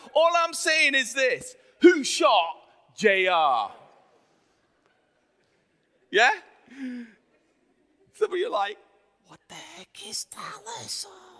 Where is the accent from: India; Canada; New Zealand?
India; Himalayas; moved away; I lived in India for many years and I grew up in the Himalayas.